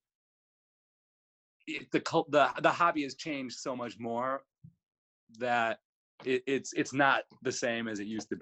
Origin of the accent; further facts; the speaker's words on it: Chicago, Illinois, United States; now in Milwaukee, United States; my family is from Illinois, and I was born in Chicago